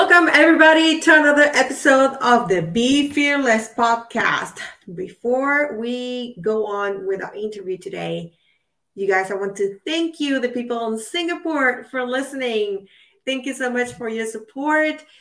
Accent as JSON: {"language": "English", "country": "Puerto Rico", "said": "I'm from Puerto Rico"}